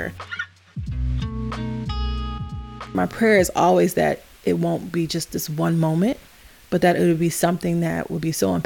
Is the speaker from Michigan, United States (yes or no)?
yes; Detroit, Michigan, United States; I'm from Detroit, Michigan. I grew up on Cheyenne Street off Puritan.